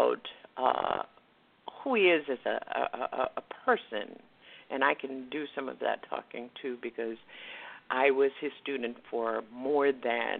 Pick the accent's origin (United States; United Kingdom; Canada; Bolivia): United States; West Palm Beach, Florida; West Palm Beach, Florida, which is my hometown